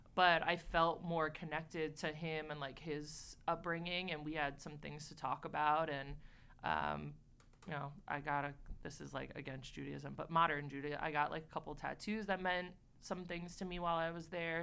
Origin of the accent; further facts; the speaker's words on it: Port Jefferson, New York, United States; I, I actually grew up in a very small town called Port Jefferson